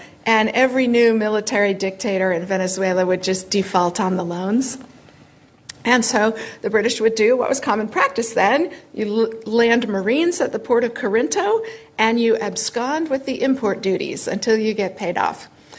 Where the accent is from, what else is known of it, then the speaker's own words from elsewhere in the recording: United States; which for me as an American is such a beautiful reflection.